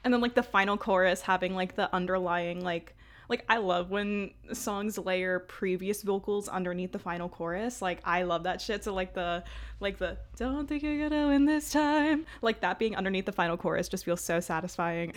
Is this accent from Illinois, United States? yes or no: no; New York City, New York, United States; I'm from Brooklyn